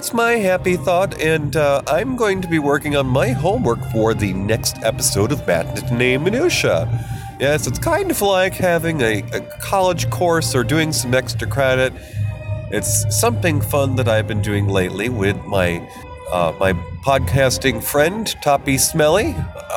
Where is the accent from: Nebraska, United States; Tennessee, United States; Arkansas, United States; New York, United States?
New York, United States; moved away as an adult; it will have been a decade since I have been back in my home state of New York